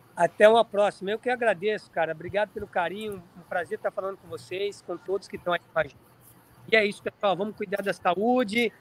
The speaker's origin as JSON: {"language": "Portuguese", "town": "Riachão do Jacuípe", "region": "Bahia", "country": "Brazil", "tie": "born or raised there", "moved": "yes", "lives_now": "Orlando, United States", "said": "Eu, eu nasci em Riachão do Jacuípe, no interior da Bahia. Nasci na região de Caatinga, cara, sou da Bahia"}